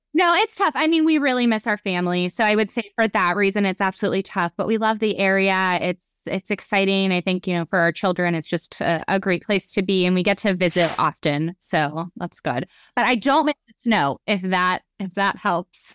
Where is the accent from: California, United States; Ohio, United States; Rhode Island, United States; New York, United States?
Ohio, United States; Youngstown; moved away as an adult; now in Melbourne, United States; I live in Melbourne, Florida. Well, I'm originally from Youngstown, Ohio